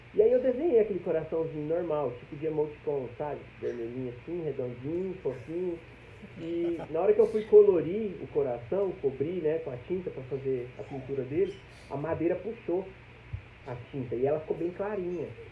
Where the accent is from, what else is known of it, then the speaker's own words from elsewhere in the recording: Goiânia, Goiás, Brazil; aqui em Goiânia mesmo, que é a minha cidade natal